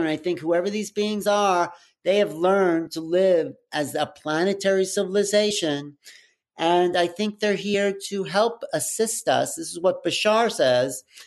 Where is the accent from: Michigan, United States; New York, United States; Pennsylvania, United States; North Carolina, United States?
New York, United States; outside of; growing up outside of New York